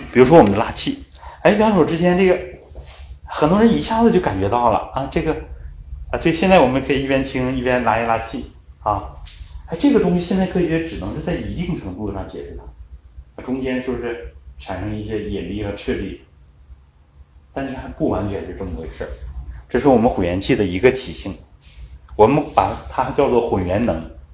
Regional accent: Northeast China, China; 我我们东北人爱吃酸菜。

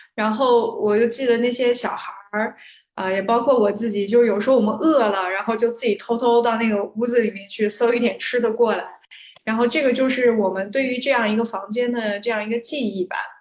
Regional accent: Xinjiang, China; 我老家是在新疆

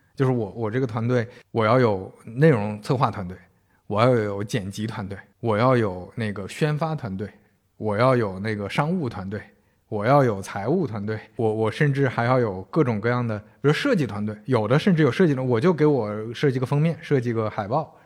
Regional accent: northern China, China; 我们都是北方人

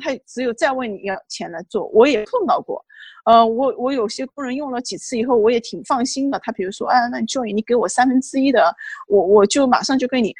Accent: China; moved away as an adult; now in Washington, D.C., United States; 我们中国人

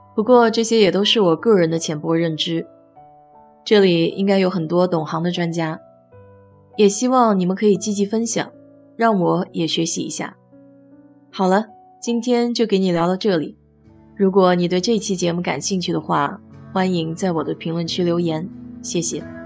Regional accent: China; now in United States; 我们中国人大多习惯住新房子

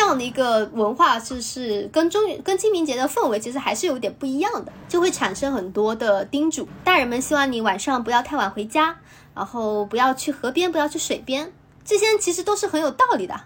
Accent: China; 我们内地这边

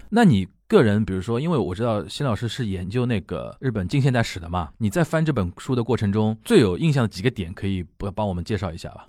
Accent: China; 我们中国人

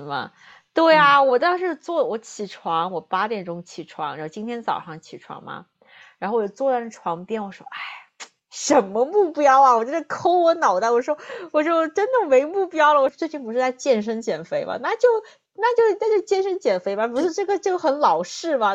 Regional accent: southern China, China; accent: southern; moved away as an adult; now in United States; 大家听我的口音呢，就听得出来我是南方人

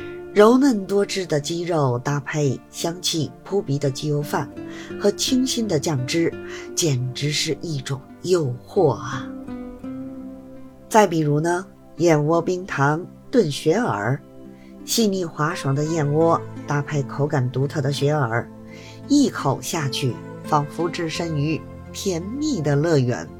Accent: Beijing, China; 我是北京的

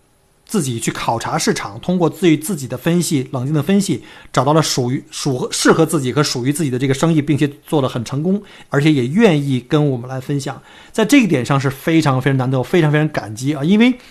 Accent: China; 所以呢，我在想，我们中国人为什么经常就是不团结？

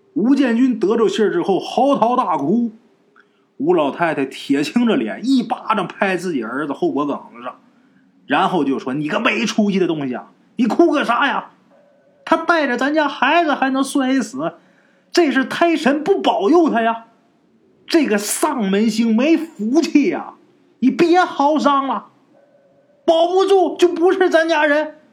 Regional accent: Northeast China, China; 在我们东北老家，农村啊

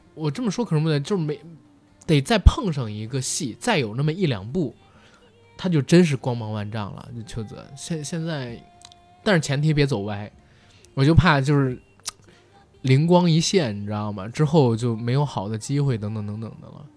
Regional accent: China; 我们中国人

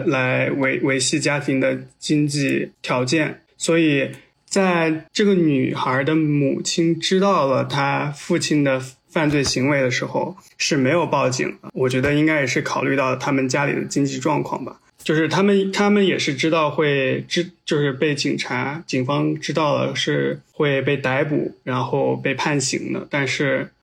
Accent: southern China, China; moved away as an adult; now in United States; 有一段工作经历吧，在我们老家，在南方的一个小镇

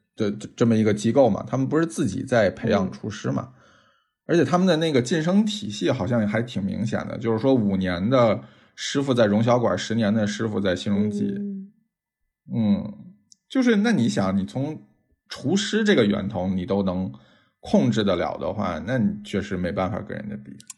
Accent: Tianjin, China; 我是天津人

